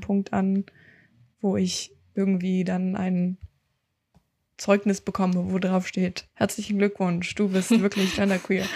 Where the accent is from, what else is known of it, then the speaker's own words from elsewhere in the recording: Berlin, Germany; ich komme aus Berlin